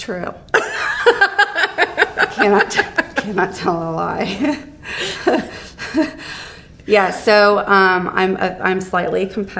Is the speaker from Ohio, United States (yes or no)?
yes; Columbus, Ohio, United States; Here, Columbus.